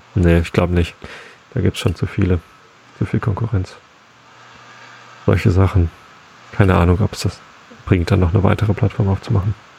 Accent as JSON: {"language": "German", "town": "Freiburg", "region": "Baden-Württemberg", "country": "Germany", "said": "ich als Freiburger"}